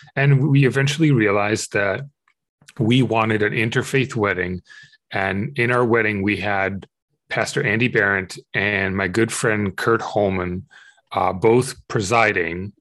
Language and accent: English; Israel; I grew up in Israel